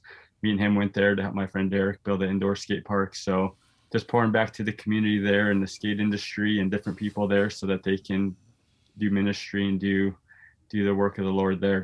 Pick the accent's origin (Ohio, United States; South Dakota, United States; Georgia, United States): South Dakota, United States; also born or lived in Houston, Texas; now in Minneapolis, United States; I grew up in South Dakota